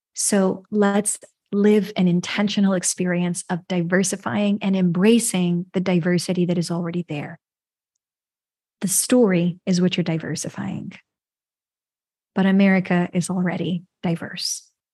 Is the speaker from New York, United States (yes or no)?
yes; New York, United States; I'm from the U S, I was born in New York.